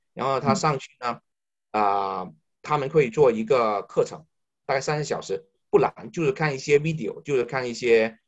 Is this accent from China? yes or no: yes; China; moved away as an adult; now in Canada; 我们中国人强大了